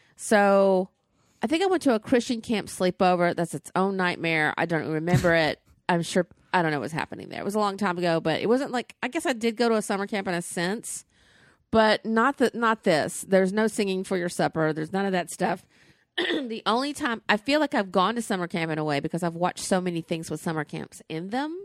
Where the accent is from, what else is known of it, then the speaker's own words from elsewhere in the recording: the South, United States; Tate's Barbecue was in my hometown